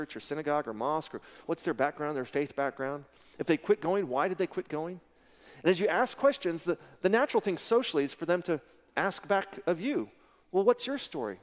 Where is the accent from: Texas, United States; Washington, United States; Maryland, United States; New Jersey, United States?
Texas, United States; we're from Texas